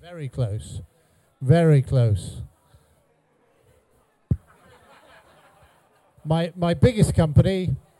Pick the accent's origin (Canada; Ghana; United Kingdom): United Kingdom; North Wales; moved away as an adult; also born or lived in Cheshire / Bradford; I grew up in North Wales.